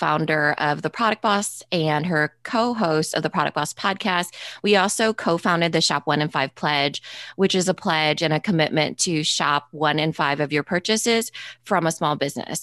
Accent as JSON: {"language": "English", "town": "Storm Lake", "region": "Iowa", "country": "United States", "tie": "born or raised there", "said": "first generation, but born and raised in Storm Lake, Iowa"}